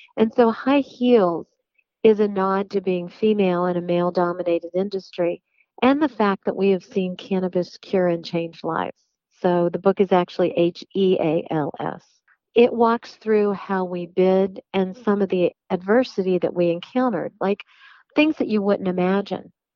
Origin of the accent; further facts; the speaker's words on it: West Virginia, United States; I have listened to country music growing up in West Virginia through my whole life